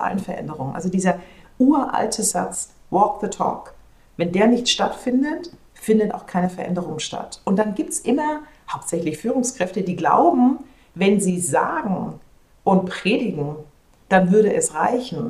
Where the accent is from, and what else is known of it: Germany; moved away as an adult